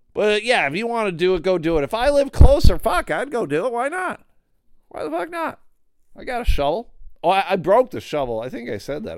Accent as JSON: {"language": "English", "town": "Buffalo", "region": "New York", "country": "United States", "tie": "born or raised there", "also_born_or_lived": "Pittsfield, Massachusetts", "moved": "as an adult", "lives_now": "Grand Rapids, United States", "said": "I grew up in Buffalo, I lived in Buffalo for, like, twenty-five years"}